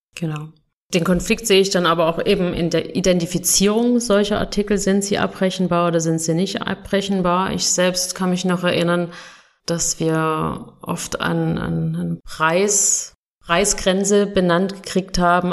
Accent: Germany; now in Switzerland; bin ich Deutsche

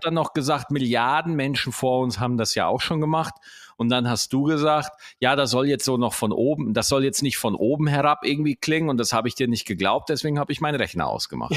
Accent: Germany; bei uns in Deutschland

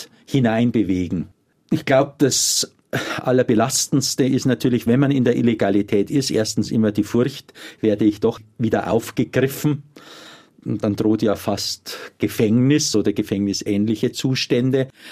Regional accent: Germany; bei uns in Deutschland

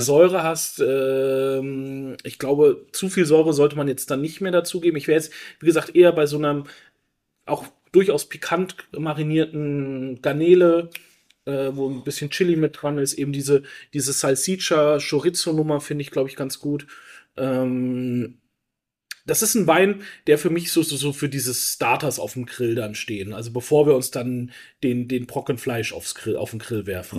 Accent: Franconia, Bavaria, Germany; bei uns in Franken

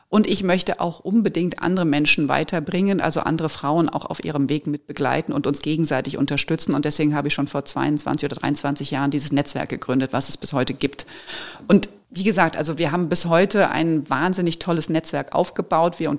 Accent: Frankfurt, Hesse, Germany; moved away as an adult; now in Munich, Germany; Und da Ja zu sagen und wirklich den Job anzunehmen, eben aus Frankfurt zu gehen, aus meiner Heimat und diesen Schritt zu wagen

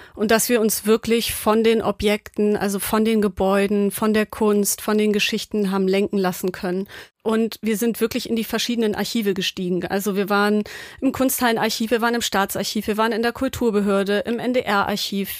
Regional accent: Hamburg, Germany; ich bin Hamburgerin

